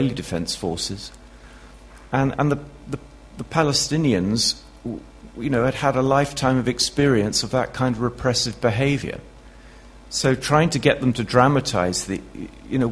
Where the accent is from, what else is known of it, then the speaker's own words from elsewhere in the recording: United Kingdom; I'm a Brit